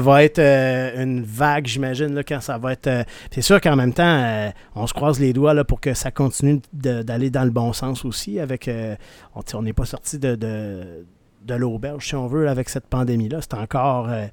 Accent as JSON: {"language": "French", "town": "Rimouski", "region": "Quebec", "country": "Canada", "said": "je viens de Rimouski"}